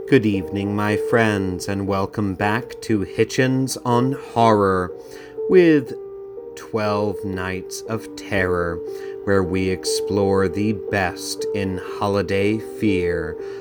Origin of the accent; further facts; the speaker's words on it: Southern Delaware, United States; I grew up in Southern Delaware